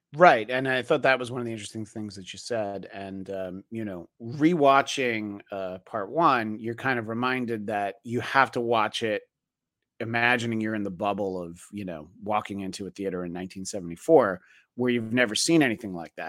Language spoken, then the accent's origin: English; Greenwood Lake, New York, United States; I, grew up in uh, Orange County, New York, uh, so like 45 miles northwest.